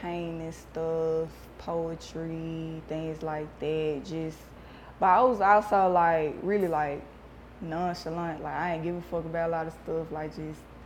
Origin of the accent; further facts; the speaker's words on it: Memphis, Tennessee, United States; growing up in Memphis